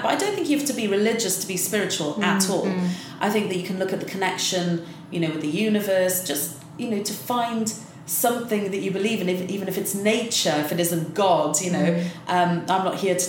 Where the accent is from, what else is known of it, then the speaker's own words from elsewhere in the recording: South Wales, United Kingdom; now in London, United Kingdom; I'm from South Wales, where you do see a different community spirit in the valleys